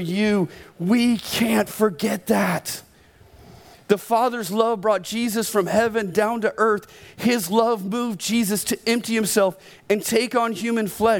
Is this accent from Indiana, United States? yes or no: no; Oklahoma, United States; I was born in Oklahoma